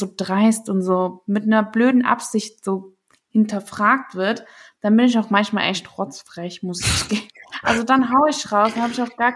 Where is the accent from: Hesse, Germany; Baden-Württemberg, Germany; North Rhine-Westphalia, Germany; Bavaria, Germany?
Baden-Württemberg, Germany; Stuttgart; Wenn ich gesagt habe, hey, ich komme aus Stuttgart